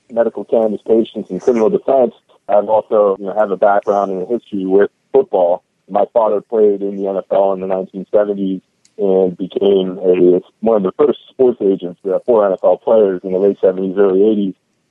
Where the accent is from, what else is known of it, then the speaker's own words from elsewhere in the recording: Pittsburgh, Pennsylvania, United States; now in San Diego, United States; I actually grew up in the Northeast. I'm from Pittsburgh, Pennsylvania, originally